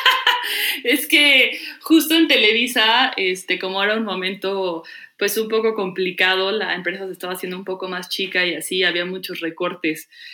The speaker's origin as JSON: {"language": "Spanish", "country": "Mexico", "also_born_or_lived": "Los Angeles", "moved": "as an adult", "said": "me tengo que ir de México"}